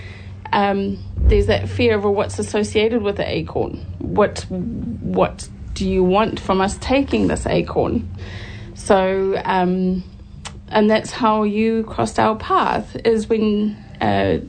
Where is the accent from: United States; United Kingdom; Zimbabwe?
Zimbabwe; moved away as an adult; now in Hamilton, New Zealand